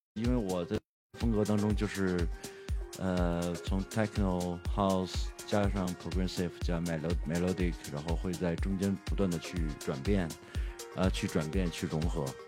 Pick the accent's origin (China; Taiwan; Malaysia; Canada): China; 作为一个中国人对长城的那个场景的一个概念是什么